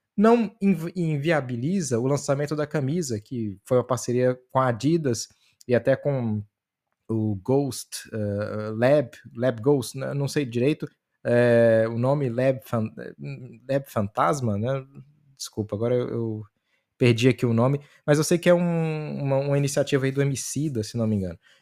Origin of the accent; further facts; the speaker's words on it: Pirapora, Minas Gerais, Brazil; eu que sou do norte de Minas, a maioria da população do norte de Minas, é, pelo menos na minha cidade, Pirapora